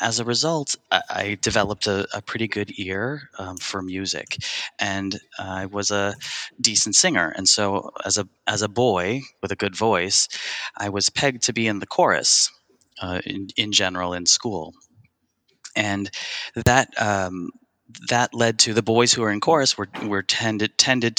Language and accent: English; Buffalo, New York, United States; now in New York City, United States; I grew up in Buffalo